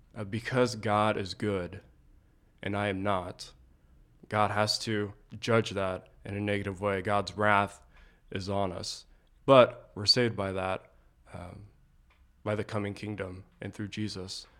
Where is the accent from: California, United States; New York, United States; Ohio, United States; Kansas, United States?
Ohio, United States; Springfield; I grew up in Ohio, Springfield, Ohio